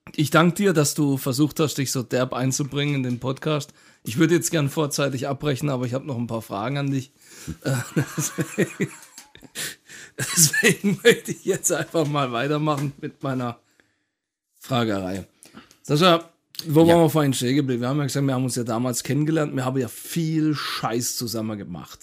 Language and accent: German; Karlsruhe, Baden-Württemberg, Germany; der Ort, an dem ich geboren wurde, in Karlsruhe. Also ich bin auch mhm. Karlsruhe Original